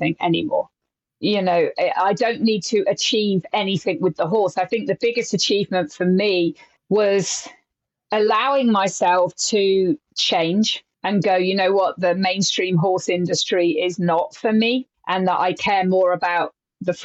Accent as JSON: {"language": "English", "region": "England", "country": "United Kingdom", "said": "my home country"}